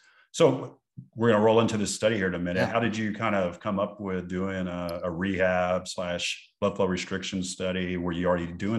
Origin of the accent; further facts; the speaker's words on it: West Texas, United States; moved away; I grew up in West Texas in the Podunks